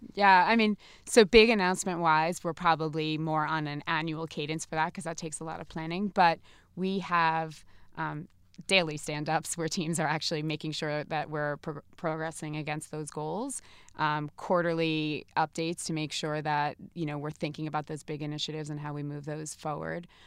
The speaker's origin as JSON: {"language": "English", "region": "New Jersey", "country": "United States", "said": "I am from New Jersey."}